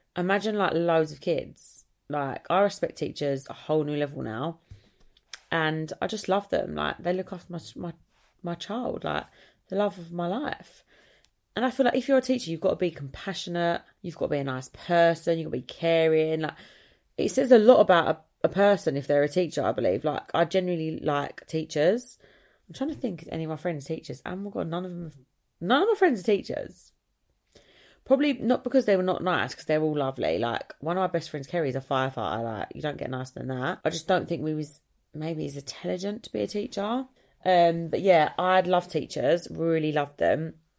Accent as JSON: {"language": "English", "area": "Essex", "region": "East of England", "country": "United Kingdom", "said": "I come from Essex"}